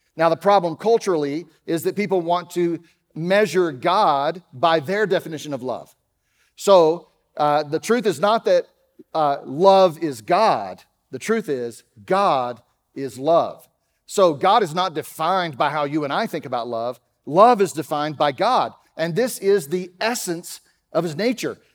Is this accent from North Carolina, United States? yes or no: no; Dallas, Texas, United States; accent: Texas; moved away; You can tell I'm not from around here. I grew up in Dallas, and so, uh, sometimes that Texas thing comes out